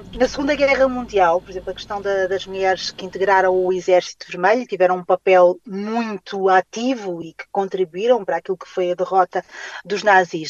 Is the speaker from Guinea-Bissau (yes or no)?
yes; Guinea-Bissau; eu nasci na Guiné-Bissau